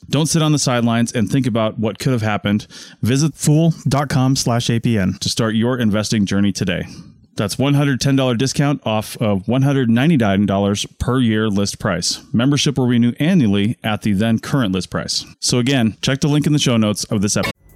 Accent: Monroe, Washington, United States; My hometown, Monroe, Washington

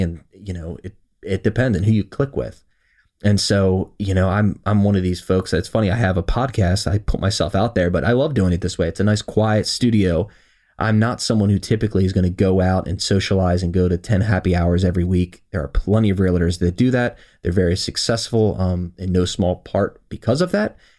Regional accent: Howard County, Maryland, United States; I was born and raised here in Howard County, Maryland

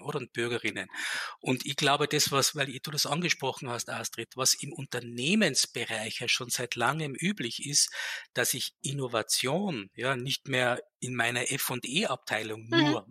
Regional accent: Tyrol, Austria; moved away as an adult; now in Vienna, Austria; Ich komme ursprünglich aus Tirol und ich hatte 20 Jahre meines Lebens einen Berg vor der Nase.

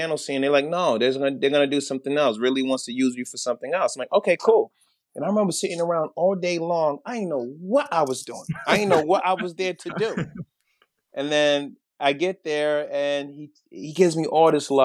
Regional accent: New York City, New York, United States; I grew up in Brooklyn.

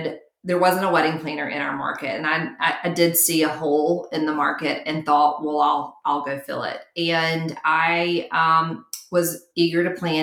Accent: Mountain Brook, Alabama, United States; it was all in my hometown. And I was just bouncing back and forth from country club to country club, back and forth, and really created a name for myself and a brand and a business model that if you got married in Mountain Brook, Alabama, you hired me

